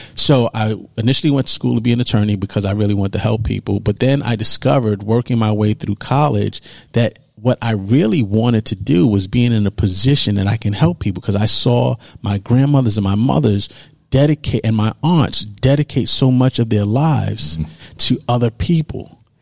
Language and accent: English; New York City, New York, United States; I grew up in New York. I grew up in Harlem, New York.